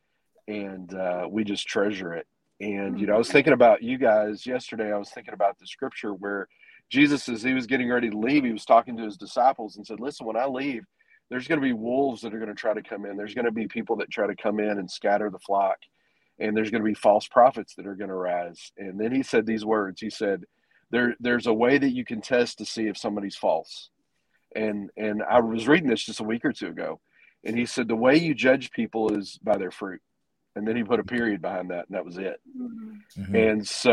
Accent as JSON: {"language": "English", "region": "Texas", "country": "United States", "moved": "as an adult", "lives_now": "Arkansas, United States", "said": "We're from Texas, but we've been up here for 14 years."}